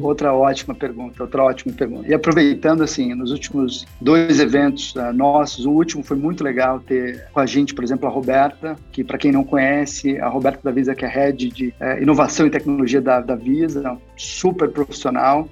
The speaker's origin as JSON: {"language": "Portuguese", "town": "Franca", "region": "São Paulo", "country": "Brazil", "moved": "yes", "said": "eu sou de Franca, interior de São Paulo também"}